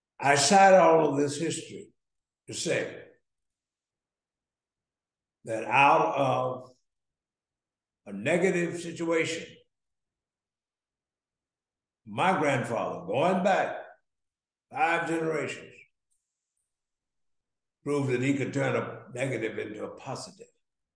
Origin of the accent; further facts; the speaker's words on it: Jackson, Mississippi, United States; born there; I was licensed to preach the gospel from College Hill Baptist Church of Jackson. I was born in Jackson. Proud of it.